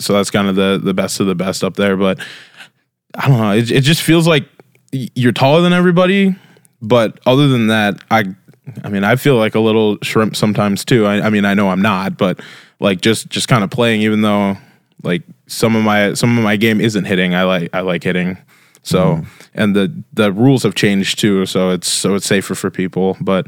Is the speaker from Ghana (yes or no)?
no; Brandon, South Dakota, United States; born or raised there; also born or lived in Las Vegas, Nevada / Luverne, Minnesota